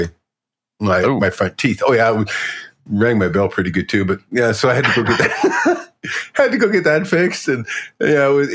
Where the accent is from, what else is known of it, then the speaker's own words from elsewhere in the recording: Alberta, Canada; I'm from Alberta